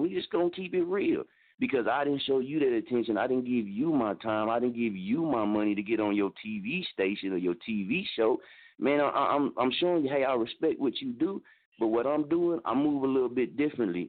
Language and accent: English; Muskogee, Oklahoma, United States; moved away; also born or lived in Wichita, Kansas; I'm from Muskogee, Oklahoma